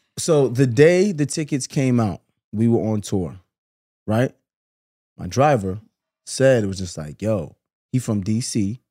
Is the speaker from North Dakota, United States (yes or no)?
no; New York City, New York, United States; I'm from Brooklyn too, you know what I'm saying? Grew up in Flatbush